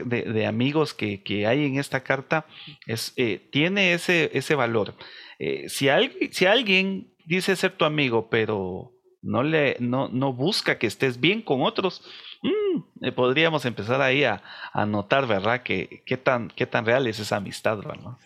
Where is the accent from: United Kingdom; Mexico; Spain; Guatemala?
Guatemala; nosotros somos de una sociedad de, eh, guatemalteca